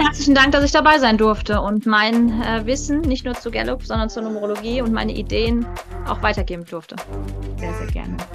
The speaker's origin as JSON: {"language": "German", "region": "North Rhine-Westphalia", "country": "Germany", "moved": "yes", "said": "ich zu Hause am Niederrhein"}